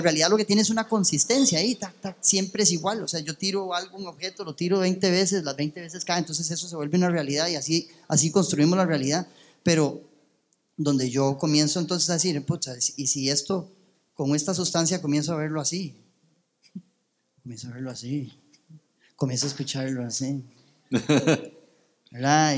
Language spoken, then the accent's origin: Spanish; Costa Rica; also born or lived in United States; yo nací en Estados Unidos, bueno, eso ya lo había contado, pero cuando llegué a Costa Rica